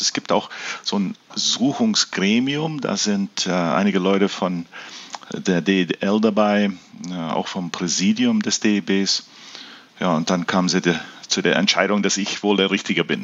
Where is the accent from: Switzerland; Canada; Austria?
Canada; now in Germany; weil ich bin in Kanada aufgewachsen und wir hatten ja keinen Dialekt in dem Sinne